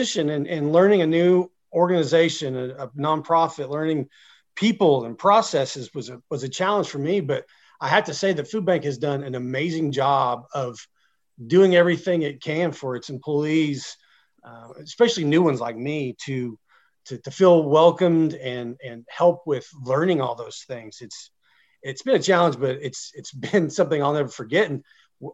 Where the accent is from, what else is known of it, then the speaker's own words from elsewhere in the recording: Oklahoma, United States; also born or lived in Blackwell, Oklahoma / Tecumseh, Oklahoma / Henryetta, Oklahoma / Washington, D.C.; I'm an Oklahoman. I'm an Okie. I born and raised here. I grew up in a few small Oklahoma communities